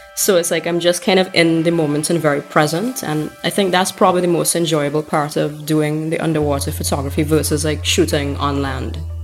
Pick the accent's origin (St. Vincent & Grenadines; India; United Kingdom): St. Vincent & Grenadines; a photographer from St. Vincent and the Grenadines